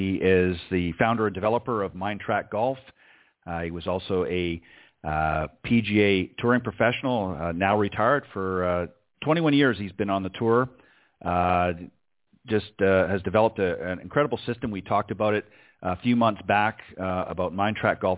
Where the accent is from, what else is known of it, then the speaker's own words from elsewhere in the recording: Canada; we're both Canadian